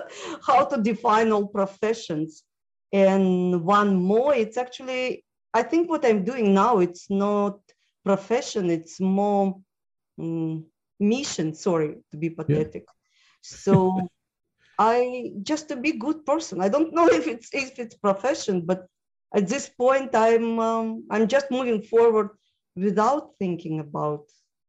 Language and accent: English; Moldova; born there; also born or lived in Ukraine / Russia; I was born in former Soviet Union, okay. Actually what is now Independent Republic of Moldova.